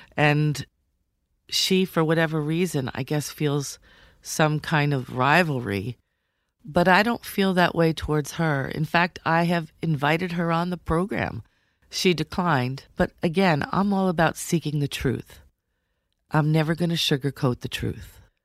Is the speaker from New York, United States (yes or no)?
yes; New York City, New York, United States; moved away; I come from New York City